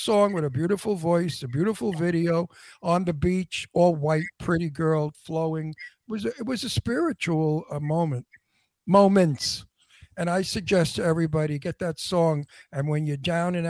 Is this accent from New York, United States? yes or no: yes; New York, United States; moved away; I'm an East Coaster. I'm from New York